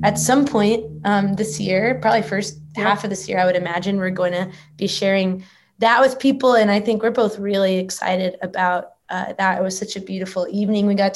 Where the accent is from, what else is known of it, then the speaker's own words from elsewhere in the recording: Texas, United States; now in Nashville, United States; I grew up in Texas